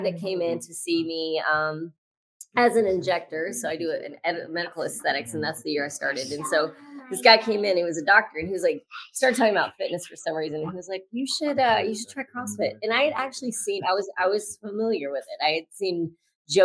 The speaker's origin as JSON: {"language": "English", "region": "Louisiana", "country": "United States", "tie": "born or raised there", "said": "I grew up in Louisiana"}